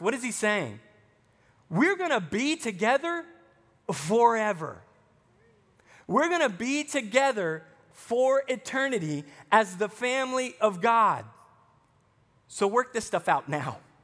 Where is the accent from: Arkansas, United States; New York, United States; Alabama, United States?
Arkansas, United States; accent: Southern; moved away as an adult; also born or lived in Texas; I spent twelve years growing up in Arkansas, and then I go to Texas for seven years before I came here